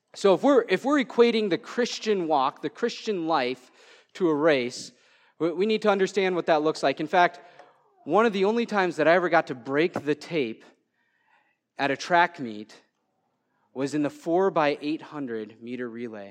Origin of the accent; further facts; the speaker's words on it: Waterville, Minnesota, United States; I'm from Waterville, Minnesota